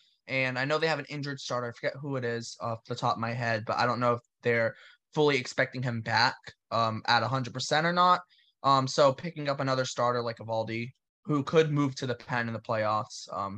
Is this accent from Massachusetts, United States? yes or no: yes; New Bedford, Massachusetts, United States; where I grew up personally in New Bedford, Massachusetts.